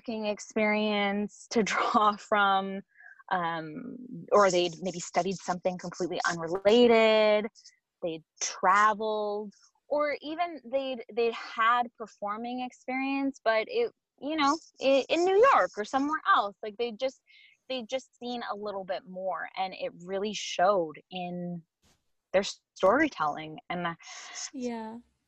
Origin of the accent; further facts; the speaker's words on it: Saskatoon, Saskatchewan, Canada; now in Vancouver, Canada; grew up in Saskatoon, Saskatchewan